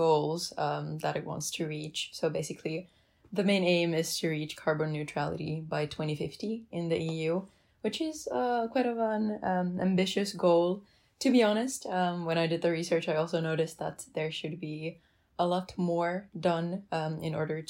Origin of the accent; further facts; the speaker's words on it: Helsinki, Uusimaa, Finland; I come from Helsinki, Finland